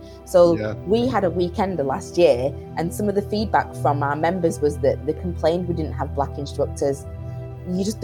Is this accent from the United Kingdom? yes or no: yes; Lancashire, North West England, United Kingdom; moved away as an adult; also born or lived in Greater Manchester / Nottingham / Birmingham; I'm from Greater Manchester originally, but I spent most of my childhood growing up in Lancashire